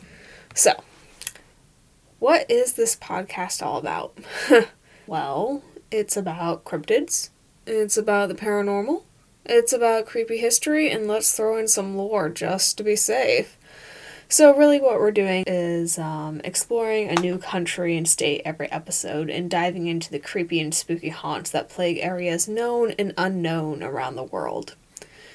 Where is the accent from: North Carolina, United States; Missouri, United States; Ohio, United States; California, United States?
California, United States; I am from California and I've been here. It's about an hour or two away from where I grew up